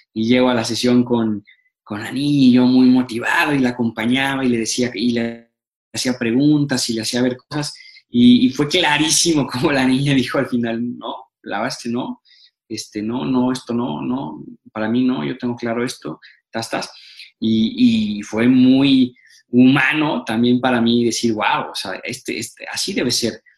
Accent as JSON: {"language": "Spanish", "country": "Mexico"}